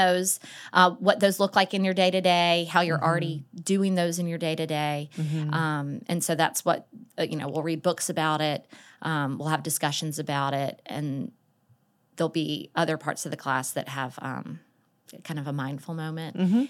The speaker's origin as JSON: {"language": "English", "town": "Atlanta", "region": "Georgia", "country": "United States", "tie": "born or raised there", "said": "Well, I grew up in Atlanta and knew from the get-go that I wanted to be a school counselor."}